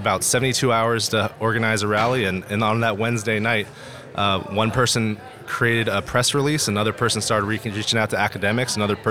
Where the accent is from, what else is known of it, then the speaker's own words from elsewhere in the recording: California, United States; I grew up in the Bay Area, but I ended up playing college ball at the University of Idaho.